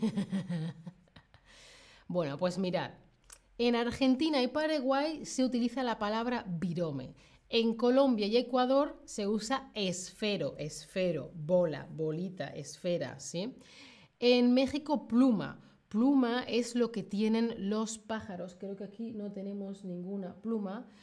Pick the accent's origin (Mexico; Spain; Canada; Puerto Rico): Spain; Yo de España